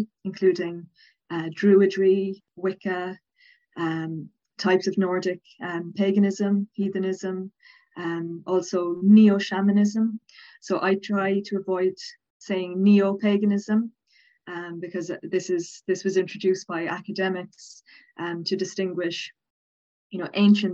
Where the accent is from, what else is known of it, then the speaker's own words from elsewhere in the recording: Dublin, Leinster, Ireland; accent: Southern Irish; now in Cork, Ireland; I'm from Dublin, but I live in Cork, but I am from Dublin